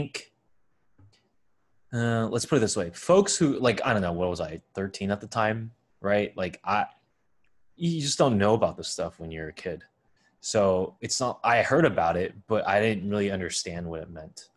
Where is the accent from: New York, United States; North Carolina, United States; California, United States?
California, United States; Bay Area; growing up in the Bay Area